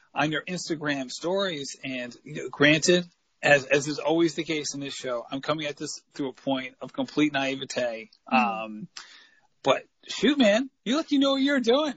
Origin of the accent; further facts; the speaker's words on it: New England, United States; growing up in New England